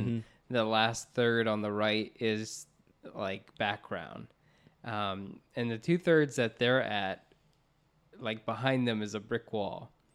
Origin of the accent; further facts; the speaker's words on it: Orlando, Florida, United States; We grew up in Orlando, Florida, where we had like Universal Studios